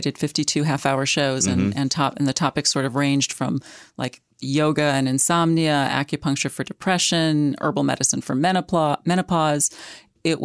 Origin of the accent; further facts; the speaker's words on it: St. Louis, Missouri, United States; moved away as an adult; also born or lived in New York / New England; And the truth is, the fact is actually, I'm a Midwesterner. Mm-hmm. I grew up in St. Louis, but I've lived in the Northeast since I was 18. I went to college at NYU.